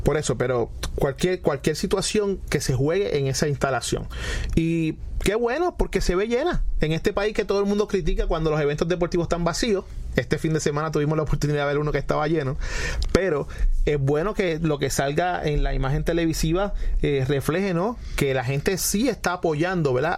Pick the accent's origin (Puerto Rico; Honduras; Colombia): Puerto Rico; yo siempre voy a ser puertorriqueño antes que cualquier otra cosa